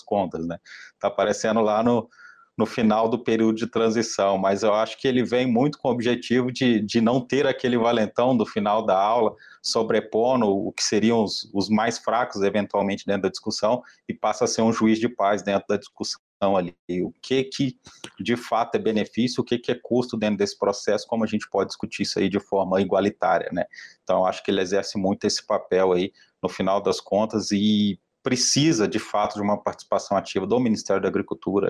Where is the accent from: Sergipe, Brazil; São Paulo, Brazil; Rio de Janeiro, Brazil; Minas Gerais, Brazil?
Minas Gerais, Brazil; eu também sou mineiro